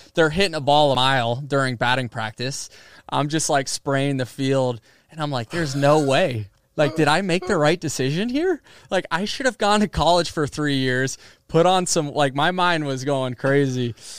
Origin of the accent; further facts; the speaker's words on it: Seminole, Florida, United States; my hometown team